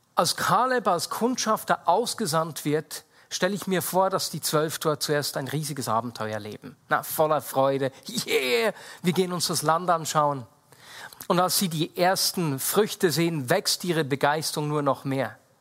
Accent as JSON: {"language": "German", "country": "Switzerland"}